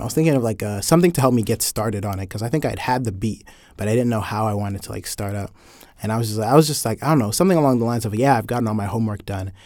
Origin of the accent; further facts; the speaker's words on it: Atlanta, Georgia, United States; I'm more from Atlanta than you're from Atlanta